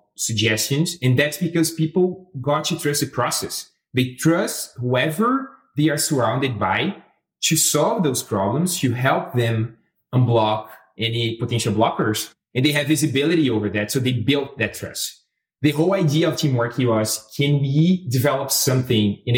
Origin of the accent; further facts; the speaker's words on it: Brazil; moved away as an adult; now in Canada; I'm originally from Brazil, living here in Canada for about 3 years.